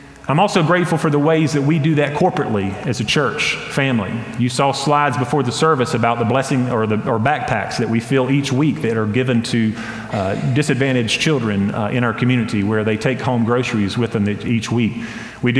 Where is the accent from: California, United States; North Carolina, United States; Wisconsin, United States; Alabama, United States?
North Carolina, United States; Hendersonville; growing up in Hendersonville, North Carolina, I went to a private school from kindergarten to sixth grade